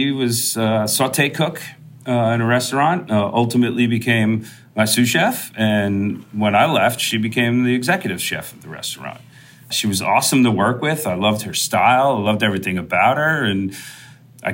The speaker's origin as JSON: {"language": "English", "area": "Long Island", "region": "New York", "country": "United States", "tie": "born or raised there", "said": "I grew up on Long Island"}